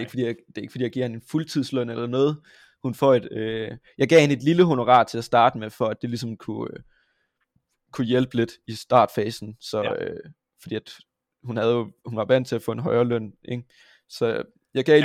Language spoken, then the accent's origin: Danish; Vojens, Southern Denmark, Denmark; also born or lived in Haderslev; Jeg kommer fra Vojens. Jeg har ja. også boet i Haderslev